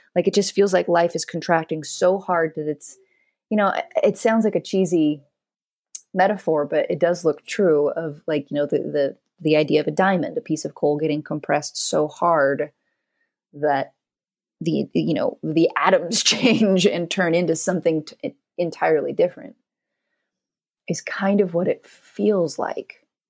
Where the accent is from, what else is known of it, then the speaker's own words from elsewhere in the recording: the Northwest, Pacific Northwest, United States; moved away; also born or lived in Los Angeles, United States; I grew up in the Northwest, and I'd never actually seen a live palm tree before.